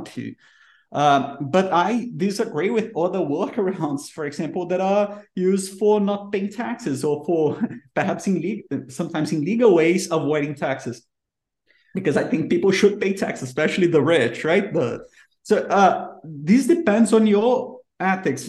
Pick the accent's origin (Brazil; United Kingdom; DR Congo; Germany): Brazil; English is a second language; I'm from Brazil